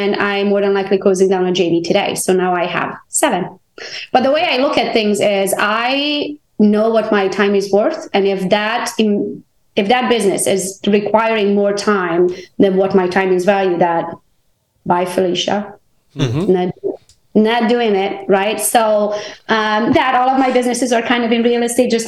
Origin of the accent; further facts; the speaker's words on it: Transylvania, Romania; English is a second language; moved away as an adult; now in United States; I am Hungarian by nationality. I was born in Transylvania, Romania. I came to the U.S. when I was 21, all by myself.